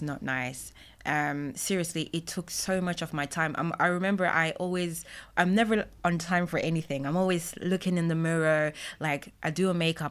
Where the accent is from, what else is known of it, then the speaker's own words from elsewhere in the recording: Jamaica; I'm Jamaican